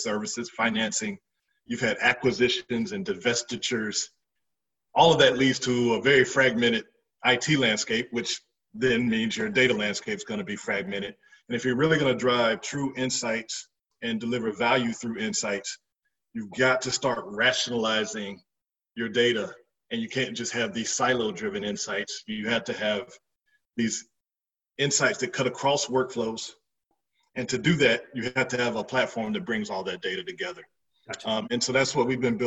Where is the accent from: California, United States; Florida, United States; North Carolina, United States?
North Carolina, United States; Fayetteville; I grew up in Fayetteville, North Carolina